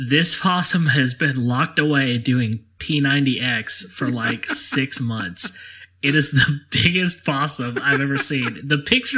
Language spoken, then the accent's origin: English; Alabama, United States; accent: southern